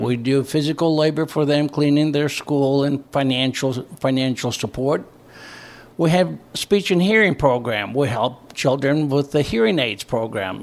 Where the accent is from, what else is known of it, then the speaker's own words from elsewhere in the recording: northern Greece, Greece; also born or lived in Indianapolis, Indiana; now in Brownsburg, United States; I was born and raised in northern Greece, in a small village